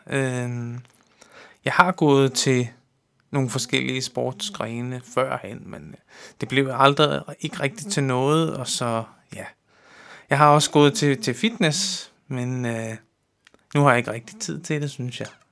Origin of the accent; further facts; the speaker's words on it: Amager, Capital Region of Denmark, Denmark; Jeg er opvokset, øh, her på Amager